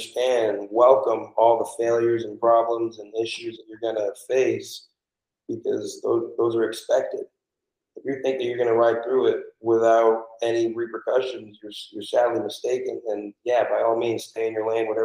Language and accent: English; Portland, Maine, United States; now in Florida, United States; I'm actually originally from Portland, Maine.